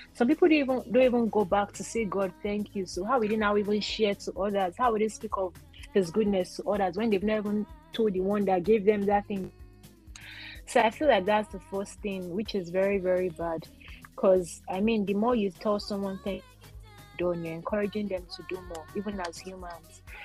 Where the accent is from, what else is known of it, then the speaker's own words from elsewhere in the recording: Nigeria; as a Nigerian